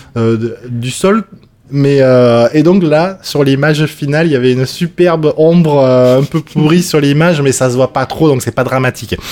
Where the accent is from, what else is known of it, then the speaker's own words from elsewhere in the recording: Bordeaux, Nouvelle-Aquitaine, France; accent: toulousain; also born or lived in Lot-et-Garonne; je suis de Bordeaux